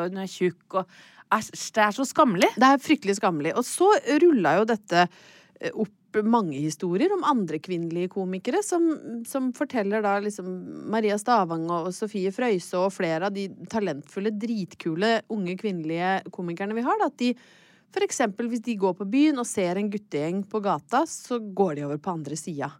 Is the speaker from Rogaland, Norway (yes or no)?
no; Hedmarken, Innlandet, Norway; jeg er fra Hedmarken